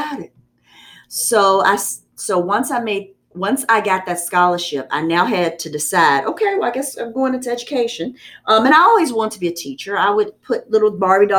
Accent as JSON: {"language": "English", "area": "Amherst County", "region": "Virginia", "country": "United States", "tie": "born or raised there", "also_born_or_lived": "Lynchburg, Virginia", "said": "So I was born in Lynchburg Hospital, and I grew up in Amherst County."}